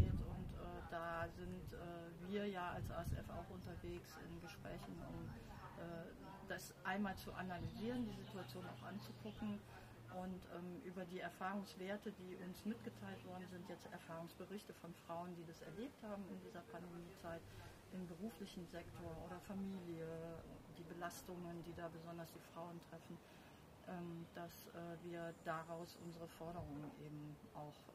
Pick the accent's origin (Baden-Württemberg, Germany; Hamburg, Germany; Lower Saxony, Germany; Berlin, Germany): Lower Saxony, Germany; Bassum; Ja, ich komme aus Bassum. Das liegt 30 Kilometer südlich von Bremen und etwa anderthalb Stunden von Hannover entfernt. Sehr ländlich